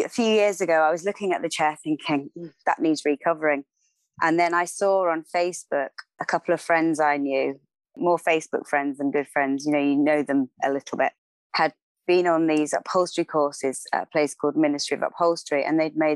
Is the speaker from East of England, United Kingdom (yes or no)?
yes; Cambridge, East of England, United Kingdom; also born or lived in Oxfordshire; I grew up in Cambridge